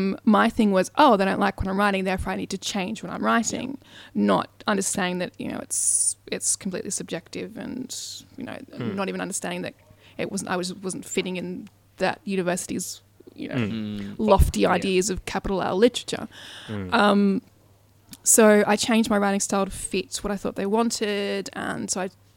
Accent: Australia; I'm Australian

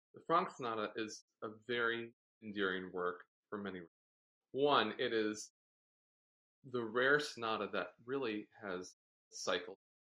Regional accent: Cleveland, Ohio, United States; also born or lived in Delaware; I was born in Delaware. My parents met University of Delaware. And then they moved to Cleveland shortly after I was born

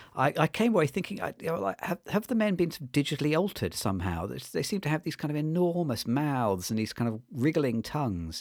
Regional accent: United Kingdom; as a British viewer

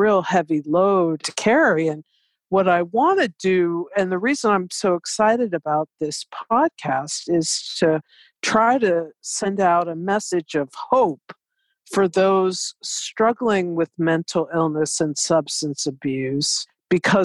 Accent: Bexley, Ohio, United States; moved away as an adult; also born or lived in Washington, D.C.; I grew up in Bexley, went to Maryland Avenue Elementary from kindergarten to sixth grade, and then went on to the Columbus School

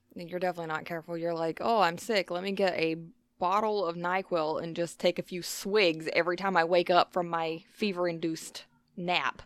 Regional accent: the South, United States; we grew up in the South

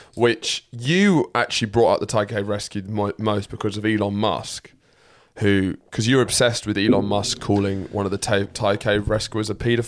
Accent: United Kingdom; proud to be British

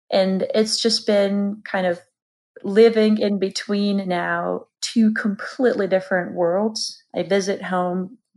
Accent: Georgia; moved away as an adult; now in United States; originally from country of Georgia.

